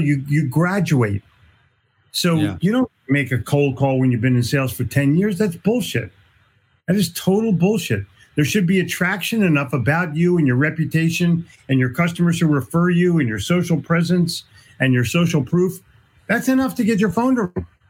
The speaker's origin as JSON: {"language": "English", "town": "Philadelphia", "region": "Pennsylvania", "country": "United States", "said": "I'm from Philly"}